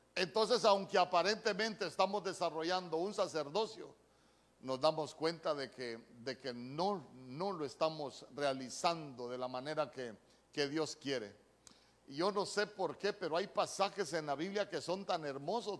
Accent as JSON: {"language": "Spanish", "region": "Choluteca", "country": "Honduras", "said": "aquí en mi pueblo"}